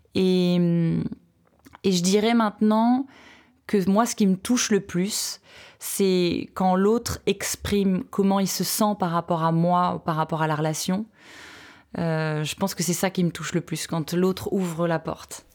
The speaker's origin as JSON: {"language": "French", "country": "France", "said": "chez nous à Aix"}